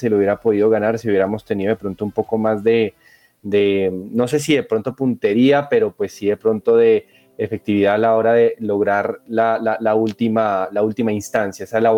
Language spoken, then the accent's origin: Spanish; Colombia; Como colombianos